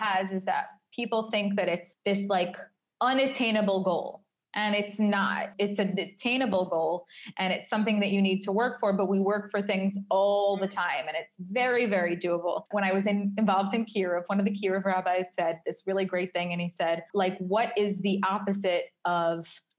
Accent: New York, United States; now in Tel Aviv, Israel; if I go on a date with someone from Tel Aviv and they say, where are you from? And I say New York, they get personally angry that I had the audacity to leave New York

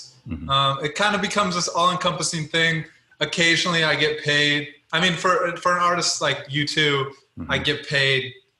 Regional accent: Colorado, United States; also born or lived in Louisiana, United States; Yeah, well, so I was born in Louisiana. in high school, I went to high school in Colorado, very small mountain town, 17,000 people.

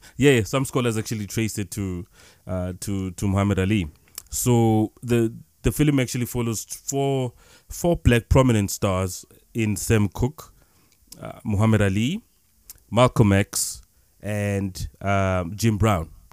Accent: South Africa; we come from South Africa

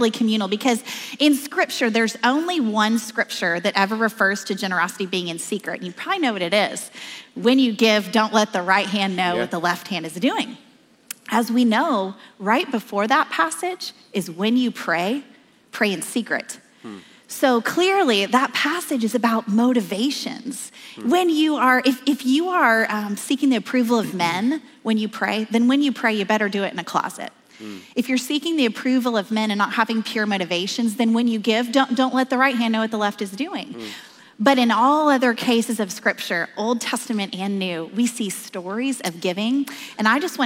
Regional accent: Oklahoma, United States; I'm from Oklahoma

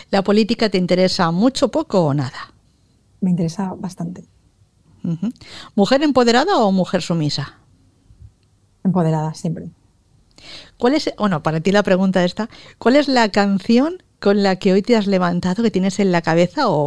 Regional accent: Valencia, Valencian Community, Spain; En Valencia, en septiembre.

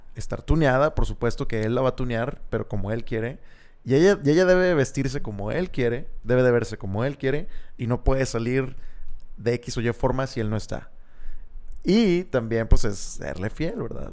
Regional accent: Monterrey, Nuevo León, Mexico; quiénes somos los regios

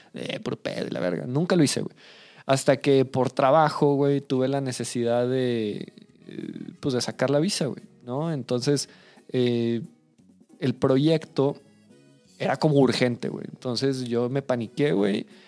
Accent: Mexico City, Mexico; now in Saltillo, Mexico; yo soy de familia chilanga, güey. Eh, nací en Ciudad de México

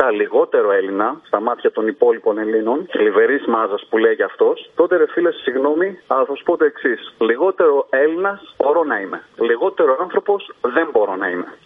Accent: northern Greece, Greece; born or raised there

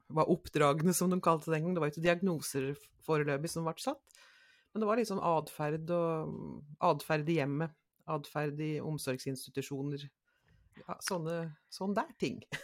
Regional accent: Nærosset, Innlandet, Norway; På en liten plass så er jeg fra Næroset.

